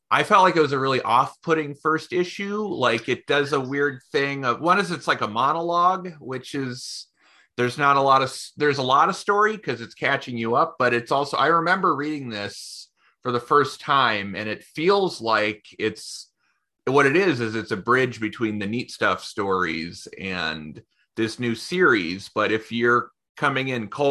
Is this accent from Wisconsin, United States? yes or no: no; Bay Area, California, United States; moved away as an adult; also born or lived in Portland; I grew up in, you know, like the Bay Area in the 90s